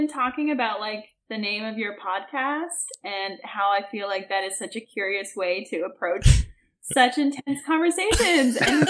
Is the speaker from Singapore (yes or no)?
no; Manitoba, Canada; moved away as an adult; I grew up Mennonite in Manitoba, southern Manitoba. I moved across to the east coast of Canada when I was 20